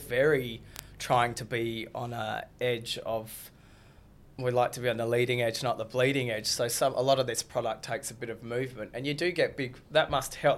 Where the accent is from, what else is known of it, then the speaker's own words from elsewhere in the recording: Australia; I'm an Aussie kid